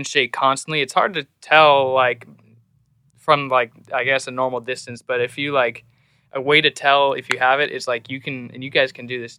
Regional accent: Seattle, Washington, United States; moved away as an adult; now in Nashville, United States; I was born and raised in Seattle, Washington

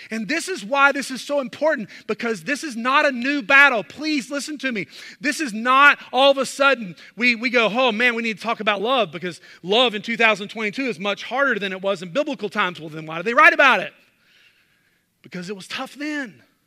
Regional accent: the South, United States; growing up in the South

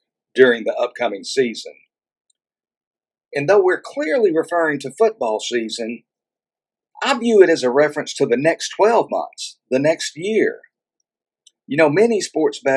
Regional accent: Texas, United States; Here in my home state of Texas

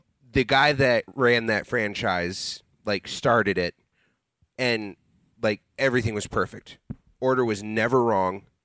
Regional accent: Ohio, United States; moved away; We had a Rally's, because I'm from Ohio

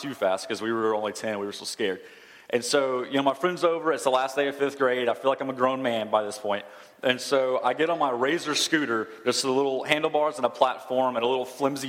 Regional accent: Douglasville, Paulding County, Georgia, United States; When I was 10, we moved from Douglasville out to Pawling County with a little bit, like a month left of fifth grade.

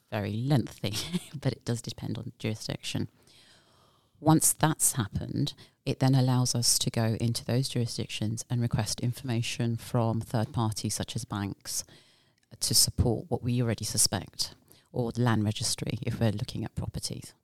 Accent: United Kingdom; moved away as an adult; now in Bermuda; I am originally from the UK

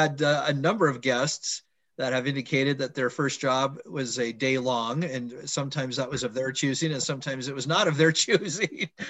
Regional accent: Oregon, United States; I grew up in Oregon

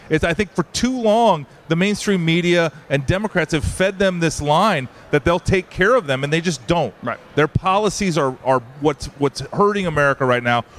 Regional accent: Iowa, United States; I'm from Iowa

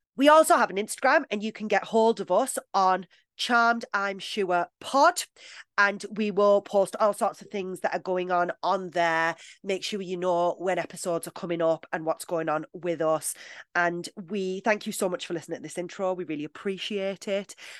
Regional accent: United Kingdom; I'm British

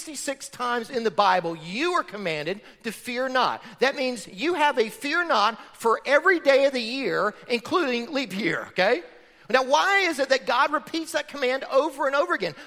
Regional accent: Florida, United States; I grew up in Florida on a farm

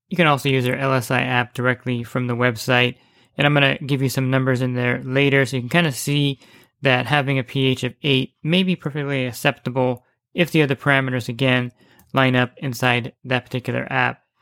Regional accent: New Jersey, United States; moved away; I grew up in New Jersey

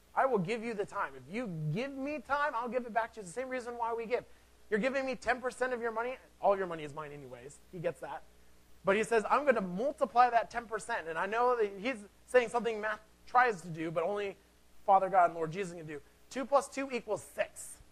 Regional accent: Seattle, Washington, United States; I am from Seattle

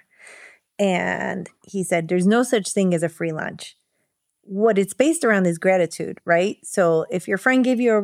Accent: Chicago, Illinois, United States; I was born here in Chicago

